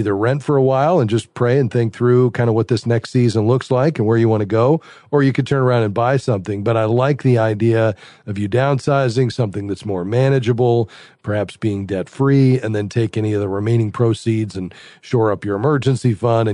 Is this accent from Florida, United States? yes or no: yes; Fort Lauderdale, Florida, United States; Fort Lauderdale, my hometown